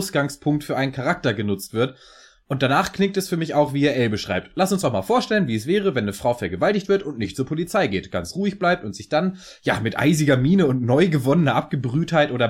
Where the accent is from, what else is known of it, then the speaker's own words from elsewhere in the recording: Kiel, Schleswig-Holstein, Germany; also born or lived in Hannover / Munich; now in Ingolstadt, Germany; Keine Ahnung, ich bin Kieler.